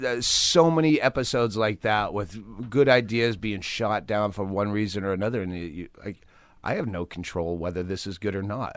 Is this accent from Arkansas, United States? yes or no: no; Worcester, Massachusetts, United States; moved away; Worcester, Mass